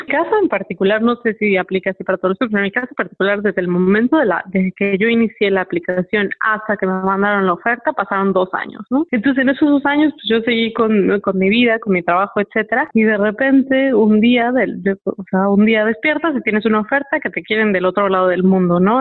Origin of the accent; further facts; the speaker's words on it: Morelia, Michoacán, Mexico; Viviendo en, México y creciendo en Morelia sobre todo.